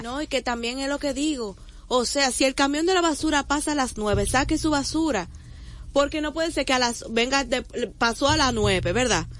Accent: Santo Domingo, Distrito Nacional, Dominican Republic; yo voto en la zona colonial y para mí ese es donde yo crecí, donde yo nací

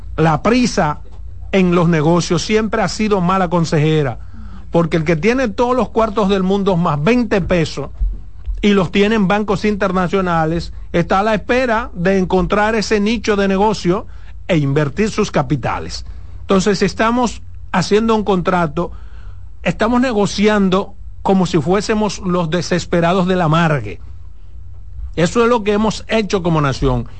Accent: Dominican Republic; yo como ciudadano dominicano

